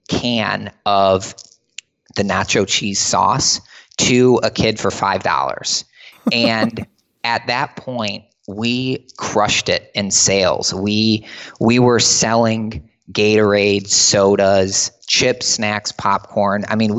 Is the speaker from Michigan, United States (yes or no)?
yes; Michigan, United States; we played ice hockey growing up in Michigan, and we went to the University of Michigan.